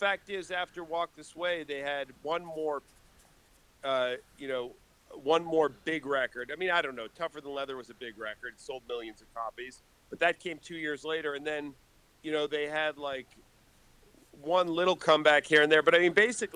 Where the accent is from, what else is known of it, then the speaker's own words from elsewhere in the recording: Boston, Massachusetts, United States; moved away as an adult; also born or lived in Raleigh, North Carolina; we're all up from Boston, and so we moved back there.